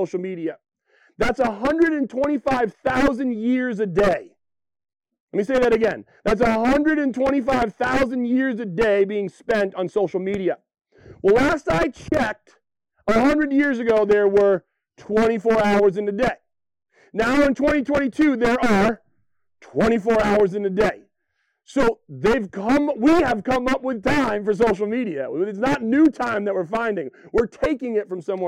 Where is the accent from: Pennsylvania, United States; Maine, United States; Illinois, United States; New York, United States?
Maine, United States; Western; born and raised in Western Maine like me